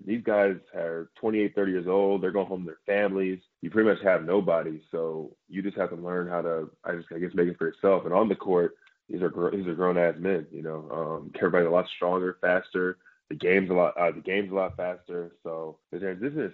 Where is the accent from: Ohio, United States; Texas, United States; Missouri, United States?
Texas, United States; Bedford; I come from the Hirschville, Bedford area.